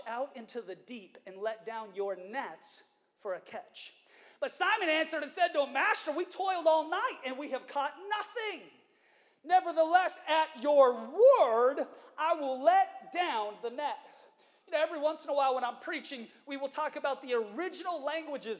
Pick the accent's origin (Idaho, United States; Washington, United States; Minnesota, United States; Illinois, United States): Washington, United States; Seattle; moved away; I had the privilege of preaching in the church that I was raised in Seattle, Washington